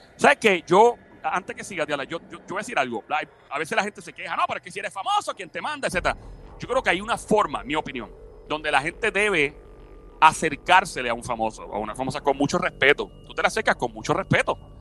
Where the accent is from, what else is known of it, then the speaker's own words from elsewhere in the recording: Puerto Rico; yo soy de PR y de Puerto Rico